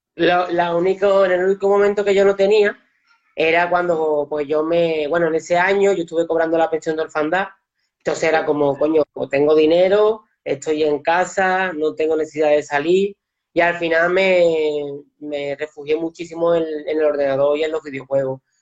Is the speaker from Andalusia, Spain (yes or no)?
yes; Seville, Andalusia, Spain; yo también soy de Sevilla